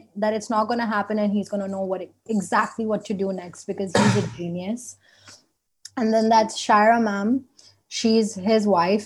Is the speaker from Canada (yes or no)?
no; Indonesia; moved away; I am from Indonesia